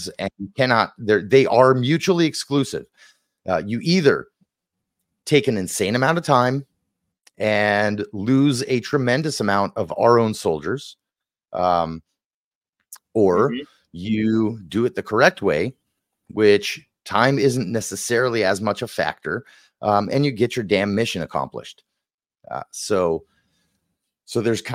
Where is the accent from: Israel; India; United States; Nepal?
Israel; I'm from Israel